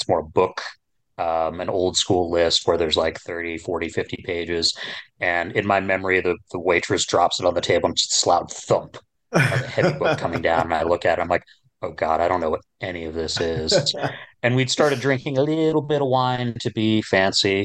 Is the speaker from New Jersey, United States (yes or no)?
yes; Princeton, New Jersey, United States; now in Kansas City, United States; There was a store where I grew up in New Jersey. I grew up in and around Princeton.